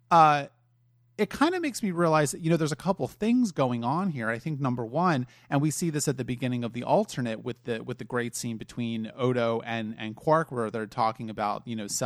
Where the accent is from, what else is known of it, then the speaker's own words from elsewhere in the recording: Ireland; I'm Irish. I can get away with it.